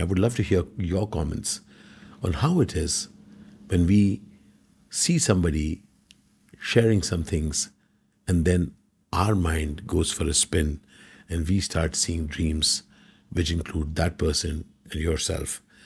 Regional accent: Kerala, India; we are from Kerala

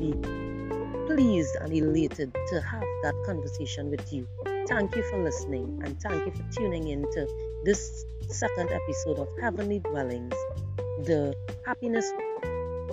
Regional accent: Trinidad & Tobago; I am from the Caribbean, in the beautiful twin island of Trinidad and Tobago

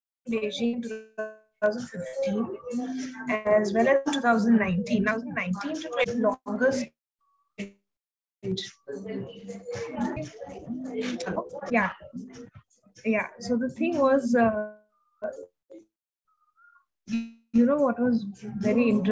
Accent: Maharashtra, India; when people asked my nationality, a lot of them refused to accept that I'm Indian

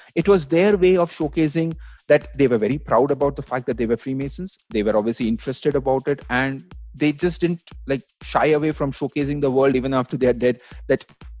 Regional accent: Maharashtra, India; My home state, Maharashtra.

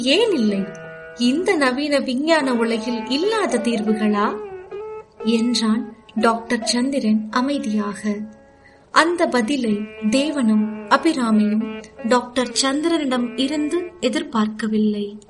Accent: Jaffna, Northern Province, Sri Lanka; moved away as an adult; now in Mississauga, Canada; நான் யாழ்ப்பாணம் நல்லூரைச் சேர்ந்தவன்

